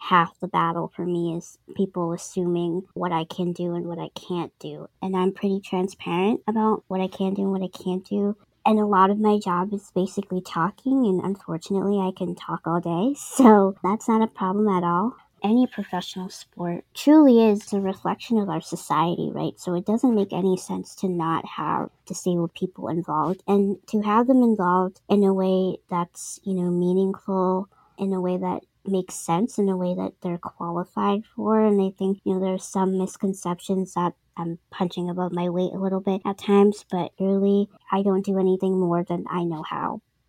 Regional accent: East Coast, United States; I'm from the East Coast. I'm gonna tell you straight up if I'm feeling, you know, down or whatever, or if I need help.

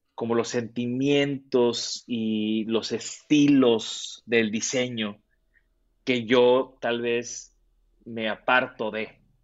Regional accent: Tampico, Tamaulipas, Mexico; yo soy de Tampico

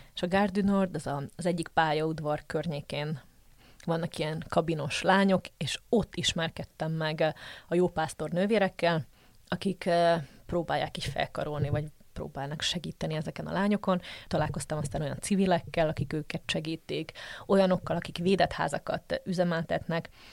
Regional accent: Slovakia; also born or lived in Žitný ostrov (Csallóköz); now in Brussels, Belgium; magyar vagyok, max hozzáteszem azt, hogy szlovákiai vagy felvidéki magyar

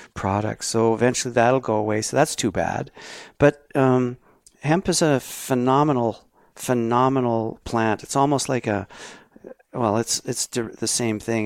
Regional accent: Canada

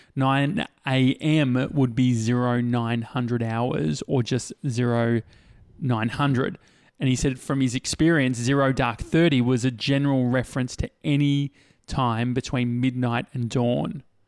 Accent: Australia; as an Australian

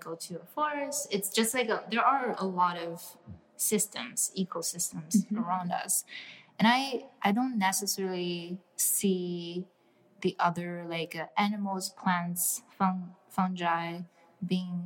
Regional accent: Shanghai, China; now in New York City, United States; I grew up in China

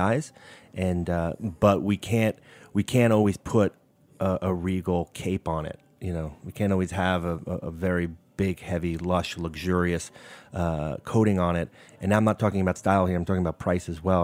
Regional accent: New York City, New York, United States; moved away as an adult; now in Napa Valley, United States; growing up in Brooklyn

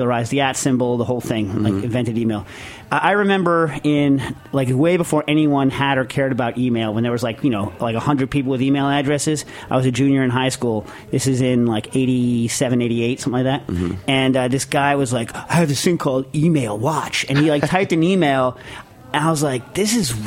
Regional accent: New Jersey, United States; moved away; so I came from Jersey, you know, back in the day. That's where I went to elementary school

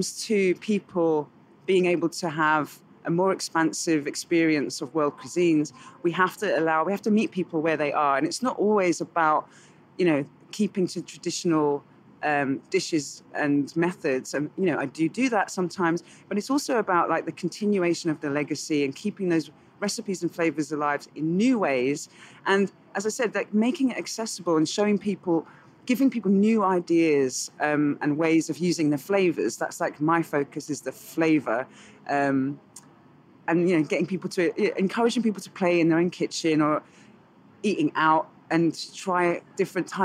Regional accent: London, United Kingdom; now in New York City, United States; I grew up in Southeast London

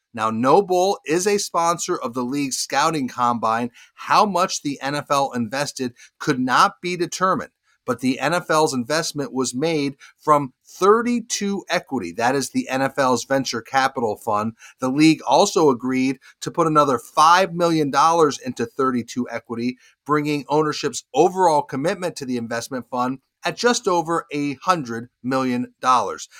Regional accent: Charlotte, North Carolina, United States; right here in my hometown of Charlotte

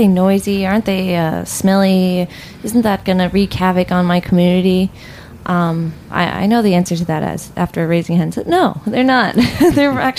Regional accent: New Jersey, United States; I grew up in New Jersey

